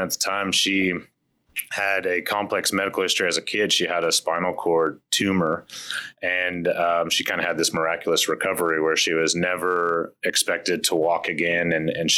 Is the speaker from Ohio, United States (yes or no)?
no; Oklahoma, United States; also born or lived in Iowa / Pennsylvania; we moved to Oklahoma when I was in the fifth, sixth grade